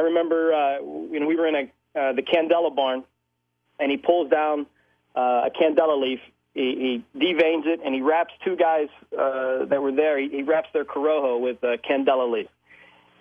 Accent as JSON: {"language": "English", "town": "Pittsburgh", "region": "Pennsylvania", "country": "United States", "tie": "born or raised there", "said": "Born and raised in Pittsburgh"}